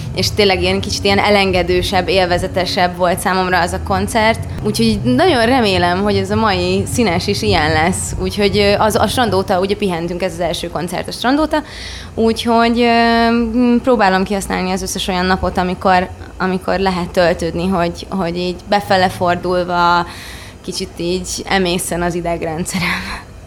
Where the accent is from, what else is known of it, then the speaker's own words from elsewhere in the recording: Baja, Bács-Kiskun, Hungary; Baján nőttem fel